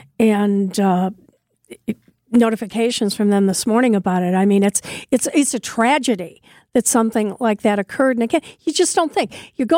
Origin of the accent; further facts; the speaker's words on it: Northwest Indiana, United States; now in Milwaukee, United States; I grew up in Northwest Indiana